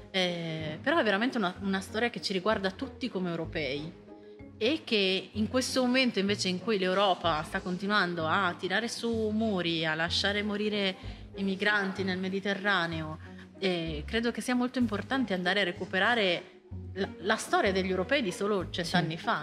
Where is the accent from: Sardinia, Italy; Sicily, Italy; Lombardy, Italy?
Lombardy, Italy; Cuggiono; Cugiono, che è il mio paese